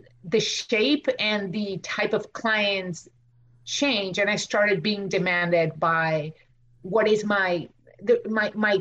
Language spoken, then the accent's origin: English; Argentina; English is a second language; now in United States; I'm from Argentina. I went to school there